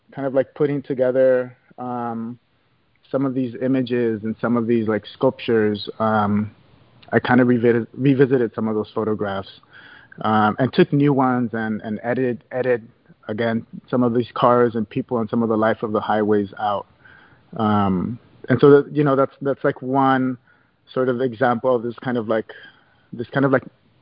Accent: Los Angeles, California, United States; I was born and raised here in Los Angeles

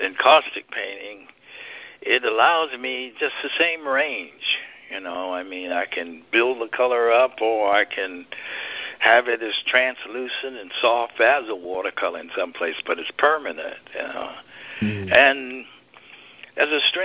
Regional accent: Birmingham, Alabama, United States; moved away; the Birmingham Museum of Art. That's my hometown

